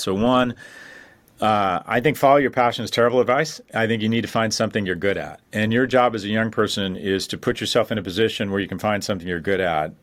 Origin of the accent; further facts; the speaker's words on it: Los Angeles, California, United States; moved away as an adult; now in New York, United States; I grew up in Westwood